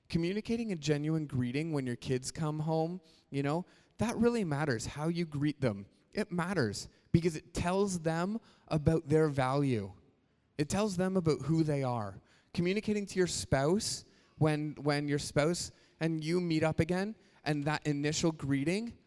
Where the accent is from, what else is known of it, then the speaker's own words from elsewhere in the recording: Canada; we're Canadian.